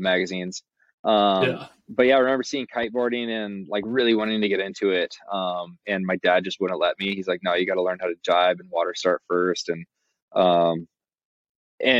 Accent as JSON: {"language": "English", "town": "Eugene", "region": "Oregon", "country": "United States", "tie": "born or raised there", "said": "I grew up in Eugene, born and raised."}